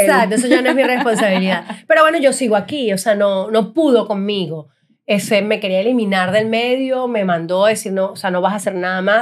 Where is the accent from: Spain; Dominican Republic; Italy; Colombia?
Italy; me gusta comer, soy italiana.